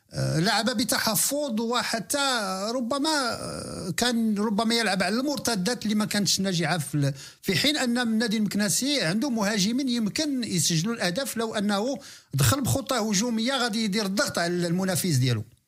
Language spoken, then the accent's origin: Arabic; Meknes, Fès-Meknès, Morocco; فريق مدينتي الغاليه فريق مدينه مكناس